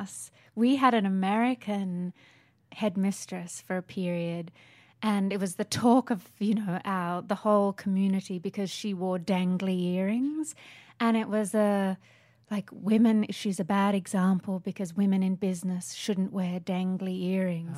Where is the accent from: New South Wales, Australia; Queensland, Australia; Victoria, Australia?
New South Wales, Australia; Sydney; moved away; I grew up in Sydney